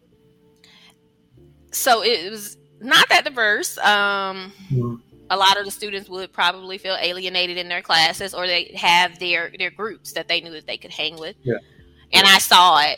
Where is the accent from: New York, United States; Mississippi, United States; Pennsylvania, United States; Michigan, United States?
Mississippi, United States; I'm from Mississippi.